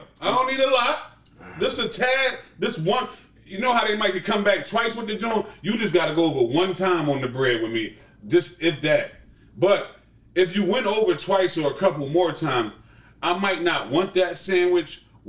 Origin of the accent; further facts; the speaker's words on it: Philadelphia, Pennsylvania, United States; we're from Philadelphia. You know, we got cheesesteaks.